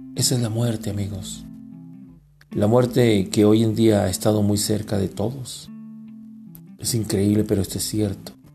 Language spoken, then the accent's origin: Spanish; Mexico; Todos los que somos mexicanos